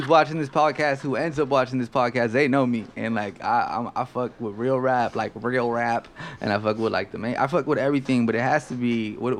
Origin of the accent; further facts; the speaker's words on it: Los Angeles, California, United States; I'm from South Central LA, baby.